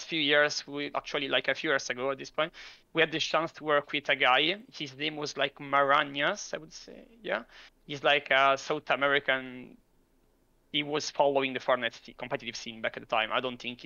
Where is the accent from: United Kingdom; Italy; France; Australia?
Italy; I'm from Italy.